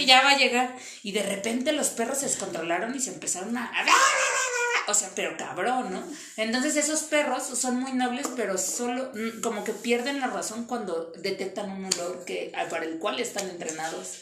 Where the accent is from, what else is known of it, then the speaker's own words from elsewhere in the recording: Iztapalapa, Mexico City, Mexico; soy de Iztapalapa